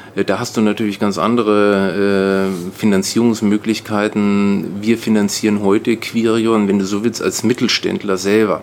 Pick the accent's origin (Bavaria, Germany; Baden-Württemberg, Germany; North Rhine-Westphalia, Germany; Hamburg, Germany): Bavaria, Germany; Nuremberg; now in Brandenburg, Germany; ich bin in Nürnberg aufgewachsen